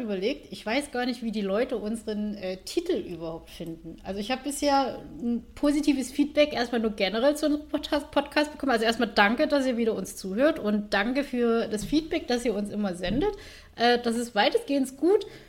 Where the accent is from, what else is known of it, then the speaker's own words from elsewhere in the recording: Saxony, Germany; accent: Saxon dialect; komme aus Sachsen